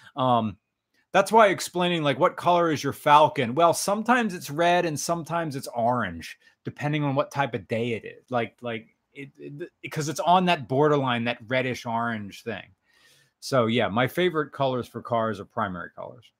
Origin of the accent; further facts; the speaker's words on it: United States; accent: American; sorry for my American accent